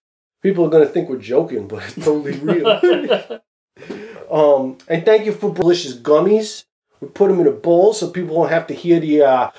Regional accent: United States; I'm an American

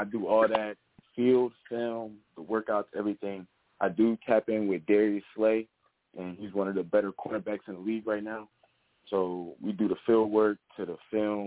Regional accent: New Jersey, United States; moved away as an adult; also born or lived in Indiana, Pennsylvania; we're both from Jersey.

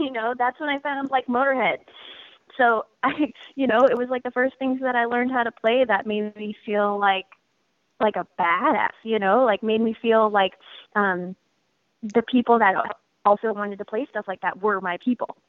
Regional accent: Portland, Oregon, United States; I was born and raised in Portland and in the Portland music scene

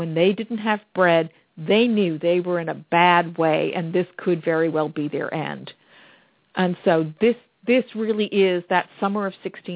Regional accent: Plymouth County, Massachusetts, United States; I grew up in Plymouth County in Massachusetts, and our leading agricultural crop is cranberries

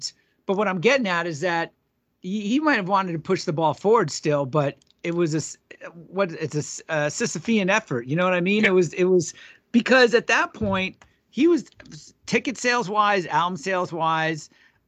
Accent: New York, United States; I grew up on Eastern Long Island, sure.

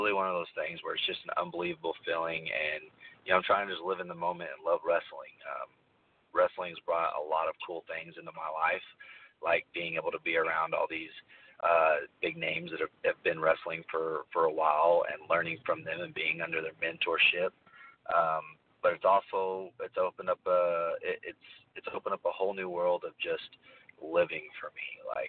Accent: Amarillo, Texas, United States; also born or lived in Oklahoma, United States; now in Dallas, United States; I'm always been from Texas, though. I am from Amarillo, Texas, born and raised. So my parents actually moved to Oklahoma whenever I was a little younger, which took me there.

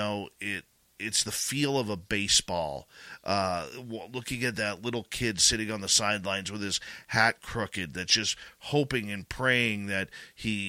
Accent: Canada; I'm Canadian

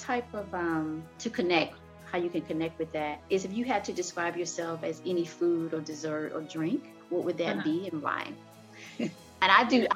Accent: the South, United States; I'm from the South

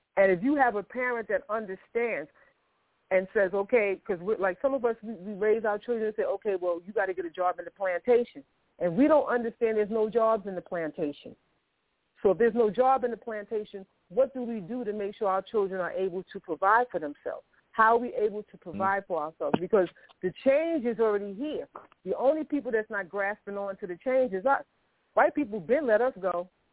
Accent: New York City, New York, United States; I grew up, I was born in Harlem Hospital in New York City. I grew up in public housing. I grew up in Queensbridge.

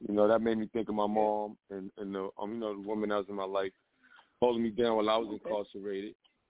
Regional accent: New York City, New York, United States; I'm in New York, Lower Manhattan. I'm from the Bronx though.

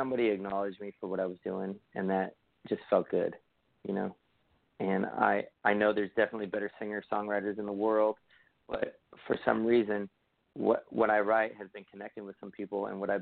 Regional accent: Hawaii, United States; also born or lived in California; I'm from California and Hawaii

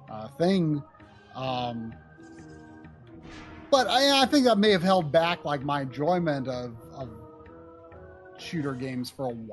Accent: Brazil; English is a second language; This game is so amazing. I'm from Brazil.

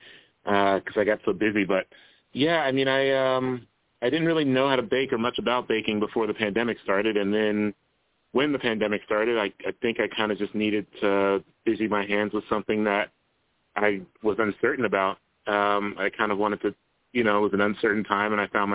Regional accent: Columbus, Ohio, United States; I grew up in Columbus, Ohio, where I live now

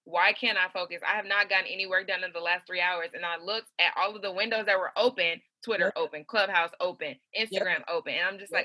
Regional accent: Atlanta, Georgia, United States; I'm from East Atlanta

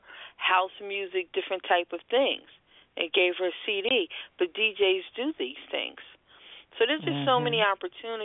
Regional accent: Philadelphia, Pennsylvania, United States; I am born and raised Philadelphia, whether I sound like it or not

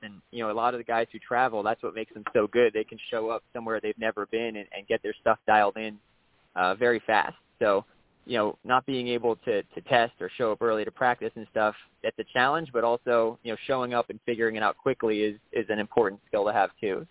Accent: South Florida, United States; growing up in South Florida, we always had Hialeah Speedway down here, which is where I grew up

